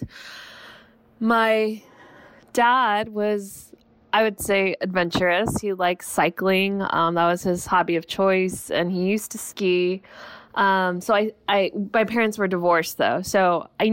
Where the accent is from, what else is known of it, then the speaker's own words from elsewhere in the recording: Los Angeles, California, United States; growing up in Los Angeles, yes, I saw mountains around me, which is wonderful.